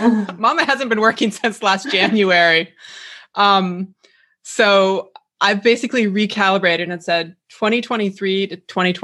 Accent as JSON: {"language": "English", "town": "Leavenworth", "region": "Washington", "country": "United States", "moved": "as an adult", "lives_now": "Los Angeles, United States", "said": "I am from Leavenworth."}